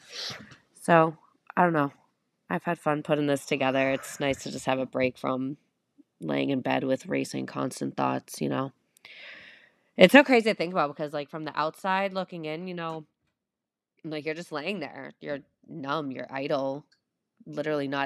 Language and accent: English; South Shore of Massachusetts, United States; I'm from the South Shore of Mass, so big sports guys over here.